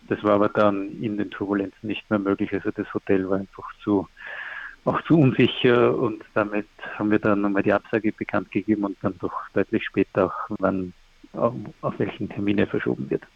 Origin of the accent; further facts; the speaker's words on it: Austria; Ich komme aus Österreich